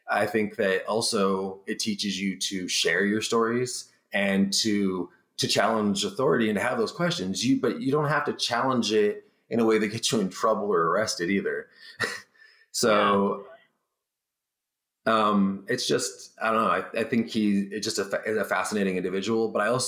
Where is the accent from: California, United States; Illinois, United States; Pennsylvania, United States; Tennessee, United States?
California, United States; Barstow; moved away; also born or lived in Washington; I'm from Barstow, California as well.